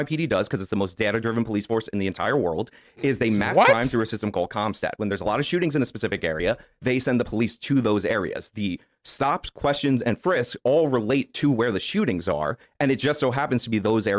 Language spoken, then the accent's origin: English; New York, United States; I'm a New Yorker, so I'm not a big gun guy.